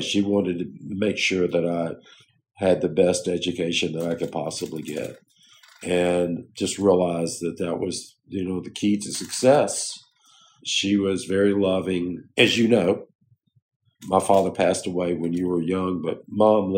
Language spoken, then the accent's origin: English; Jonesville, United States; moved away; when I grew up in Jonesville, it was like 2,300 people.